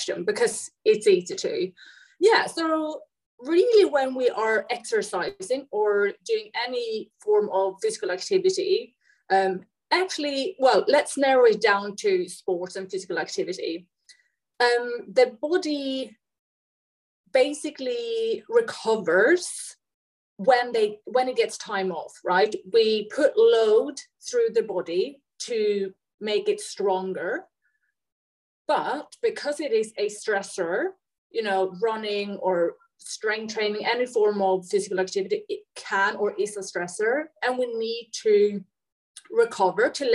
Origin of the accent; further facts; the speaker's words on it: Sweden; moved away as an adult; also born or lived in United Kingdom; So I am from Sweden. I live in Sweden now, but I've lived in the UK for quite a few years